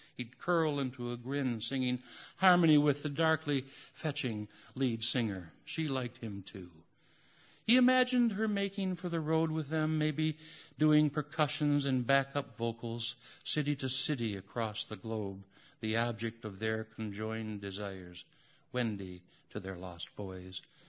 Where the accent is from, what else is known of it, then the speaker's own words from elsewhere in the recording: United States; as every American